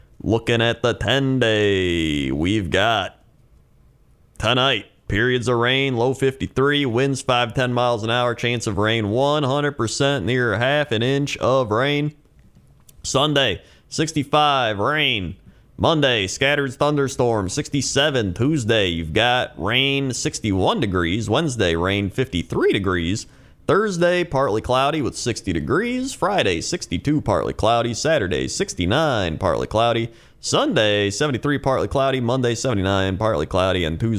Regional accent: Curitiba, Paraná, Brazil; We have a weather request for Curitiba, Brazil. It's my hometown and capital city of the state of Paraná

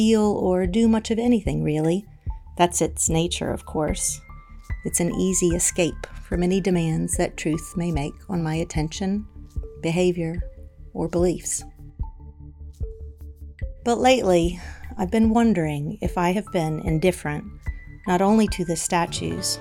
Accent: the American South, United States; I grew up in the American South, where most of the 780 Confederate statues in America can be found.

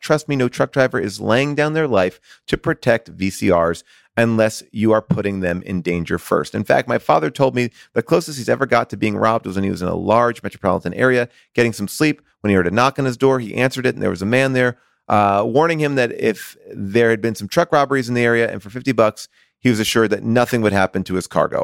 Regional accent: Long Island, New York, United States; I grew up in Long Island, but I lived in New York

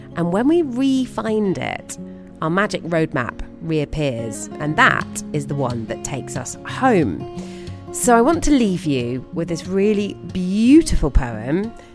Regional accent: United Kingdom; being a British person

